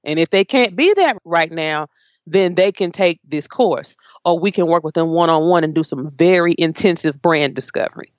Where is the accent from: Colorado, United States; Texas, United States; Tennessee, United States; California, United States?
Tennessee, United States; Memphis; I grew up in Memphis